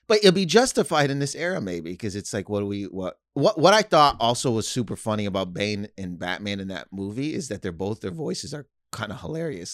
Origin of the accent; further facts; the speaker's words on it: Canada; I'm from Canada, so I went to school